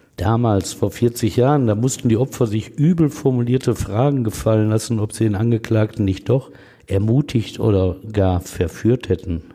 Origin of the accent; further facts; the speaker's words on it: Essen, North Rhine-Westphalia, Germany; Wo ich als Kind gespielt hatte